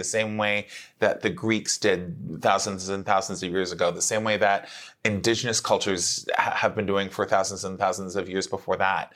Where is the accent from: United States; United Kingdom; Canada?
Canada; Mississauga, Ontario; now in Toronto, Canada; when I started doing theater when I was growing up in Mississauga